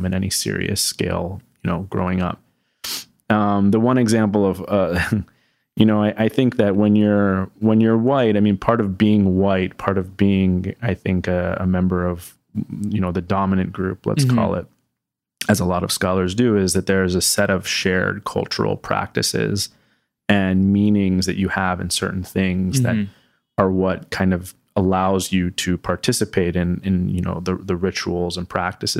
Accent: Voorhees, New Jersey, United States; So, I grew up in Southern New Jersey, in Voorhees, New Jersey, in a town of, it's about 30,000 people. It's a generally a wealthier city. It's sort of a suburb of Philadelphia.

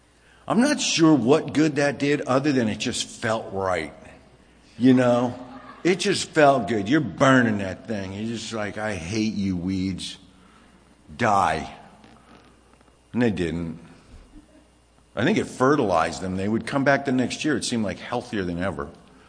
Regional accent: California, United States; also born or lived in Virginia; growing up in California, it was a little different. I was younger and I didn't understand. If I had been older and grown up in California, I would have understood weed to be something different than when I got older and was grown up in Virginia

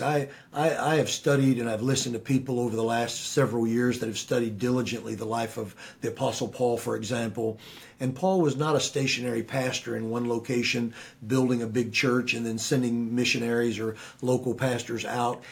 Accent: United States; as an American

